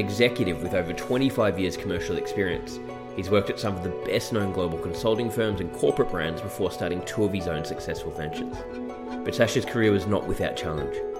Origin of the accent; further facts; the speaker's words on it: Melbourne, Victoria, Australia; we're both from Melbourne